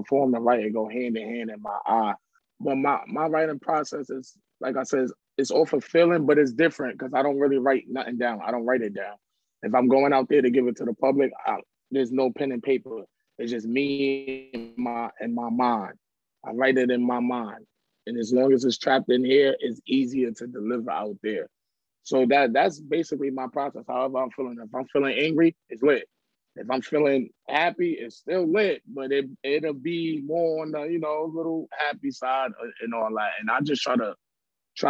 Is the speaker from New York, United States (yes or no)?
yes; New York City, New York, United States; I'm from the Bronx, New York